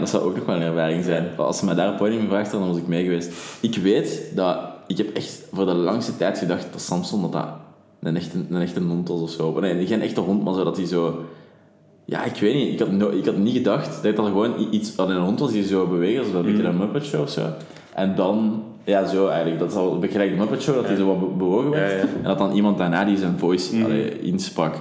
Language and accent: Dutch; Leuven, Flanders, Belgium; als Leuvenaar